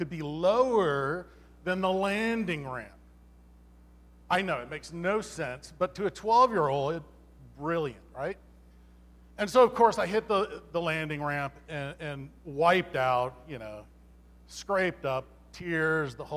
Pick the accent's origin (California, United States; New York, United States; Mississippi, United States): California, United States; Los Angeles; I grew up in Los Angeles, and we always kind of lived like downtown, you know, inner city